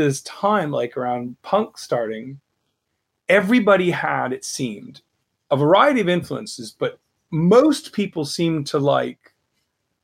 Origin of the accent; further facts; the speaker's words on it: United States; as an American